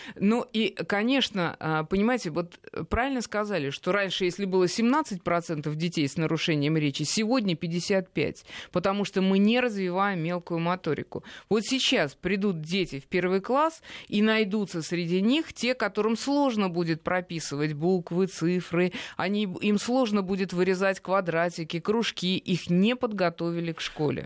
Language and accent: Russian; Russia; я вот из России